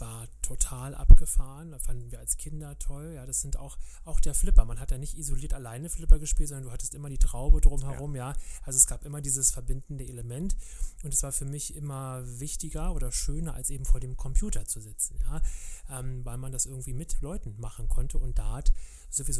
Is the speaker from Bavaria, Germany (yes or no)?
no; Berlin, Germany; ich bin ja in Kreuzberg groß geworden